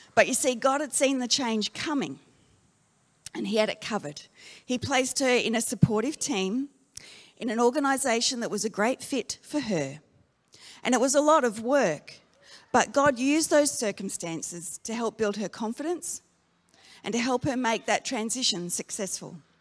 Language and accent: English; Darwin, Northern Territory, Australia; moved away; I grew up in Darwin